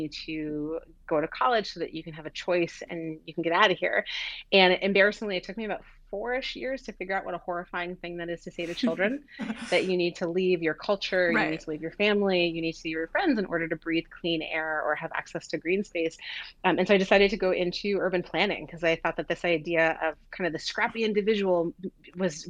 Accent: New York City, New York, United States; I grew up in Queens, New York, and in a neighborhood that was sort of at the corner in between two expressways

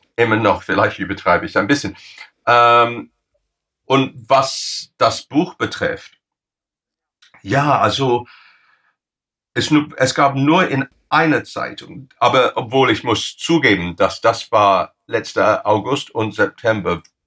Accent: England, United Kingdom; German is a second language; bei uns in England

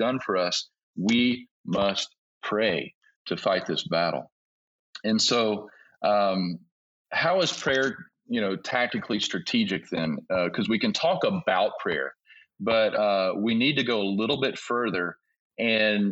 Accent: United States; moved away as an adult; now in Togo; I'm American, and you know, we Americans

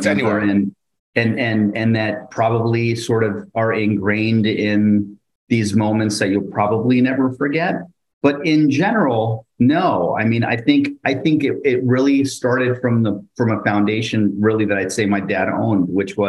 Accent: North Bergen, New Jersey, United States; I grew up in North Bergen, New Jersey, near the Hudson River

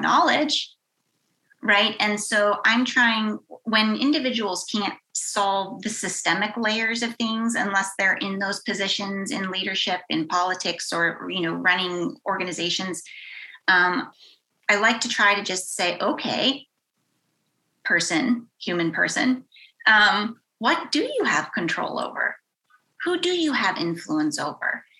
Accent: Western Pennsylvania, United States; moved away; I grew up in Western Pennsylvania in a very small town

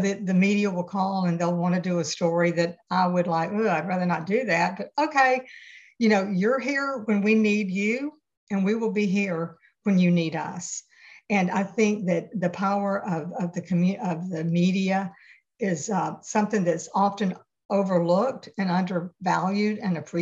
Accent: Atlanta, Georgia, United States; moved away as an adult; now in Tybee Island, United States; I'm from Atlanta, grew up in Midtown.

